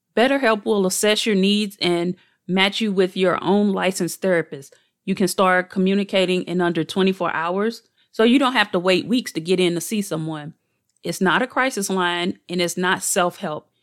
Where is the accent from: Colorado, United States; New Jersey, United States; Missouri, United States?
Missouri, United States; St. Louis; I was born and raised in Saint Louis